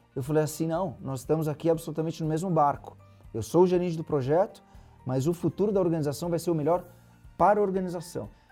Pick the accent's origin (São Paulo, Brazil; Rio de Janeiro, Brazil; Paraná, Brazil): São Paulo, Brazil; Santos; eu sou de Santos, litoral de São Paulo. Uma infância é, pé no chão. Os meus pais moram na mesma casa que eu nasci até hoje.